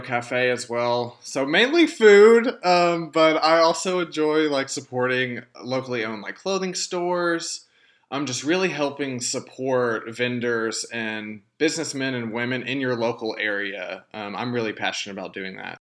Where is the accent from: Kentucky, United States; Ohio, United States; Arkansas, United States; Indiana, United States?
Arkansas, United States; Texarkana; moved away as an adult; now in Conway, United States; my hometown of Texarkana